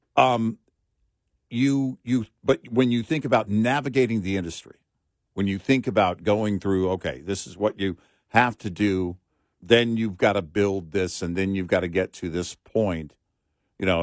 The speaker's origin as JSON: {"language": "English", "region": "Texas", "country": "United States", "said": "we're from Texas"}